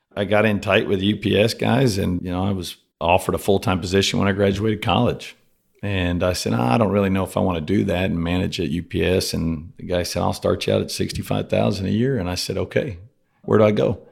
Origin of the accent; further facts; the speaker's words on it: Rockport, Texas, United States; also born or lived in Cuero, Texas; I spent, uh, first ten years of my life on the coast in Rockport. It's kind of a small little town right by Corpus